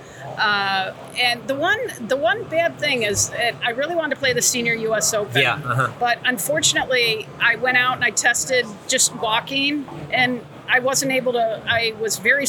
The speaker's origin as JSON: {"language": "English", "region": "Wisconsin", "country": "United States", "tie": "born or raised there", "moved": "yes", "said": "I grew up in Wisconsin"}